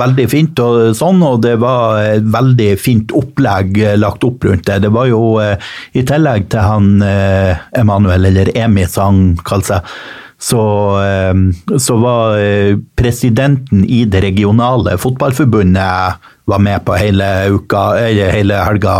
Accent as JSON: {"language": "Norwegian", "town": "Mo i Rana", "region": "Nordland", "country": "Norway", "tie": "born or raised there", "moved": "yes", "said": "det er i utkanten av Rana kommune. Og denne hjembygda mi"}